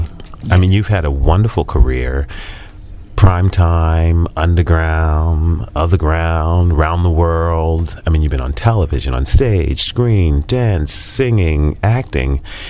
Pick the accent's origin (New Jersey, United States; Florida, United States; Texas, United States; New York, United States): New York, United States; I'm from New York.